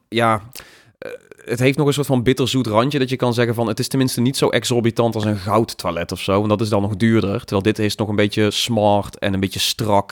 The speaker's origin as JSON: {"language": "Dutch", "region": "North Brabant", "country": "Netherlands", "said": "als Brabander"}